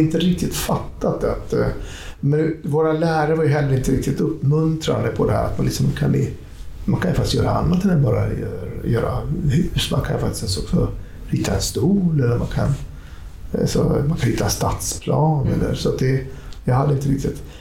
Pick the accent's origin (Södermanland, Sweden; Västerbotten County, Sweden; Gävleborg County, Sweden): Västerbotten County, Sweden; Skellefteå; moved away as an adult; also born or lived in Jakobstad, Finland; now in Stockholm, Sweden; det är min uppväxtstad. Mm. Därför tycker jag också att det är min hemstad